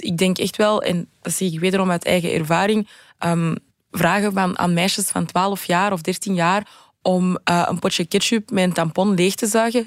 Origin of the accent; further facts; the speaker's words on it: Antwerp, Flanders, Belgium; studeerde in mijn thuisstad Antwerpen